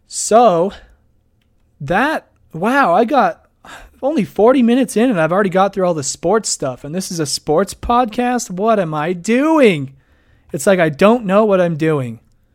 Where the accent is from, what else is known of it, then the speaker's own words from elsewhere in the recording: Idaho, United States; Hey, I'm from Idaho. He's a good friend of mine, actually. We went to college up in Moscow together.